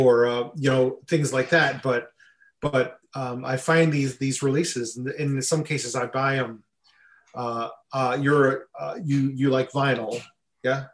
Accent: Buffalo, New York, United States; I grew up in Buffalo, New York

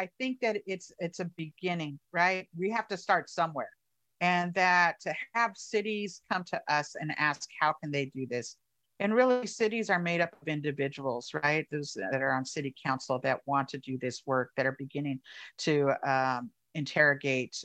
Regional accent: Oakland, California, United States; I grew up here in Oakland

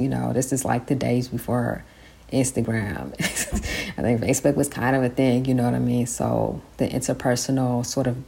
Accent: San Francisco, California, United States; i grew up in san francisco

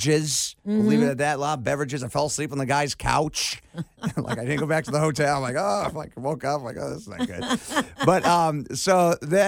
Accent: Cleveland, Ohio, United States; moved away as an adult; now in Cincinnati, United States; growing up in Cleveland

